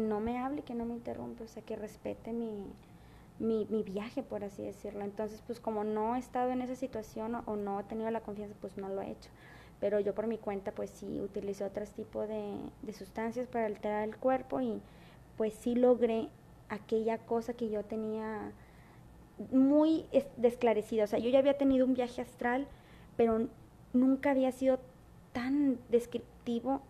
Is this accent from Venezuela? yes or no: no; Mexico; also born or lived in Monterrey; si yo soy mexicana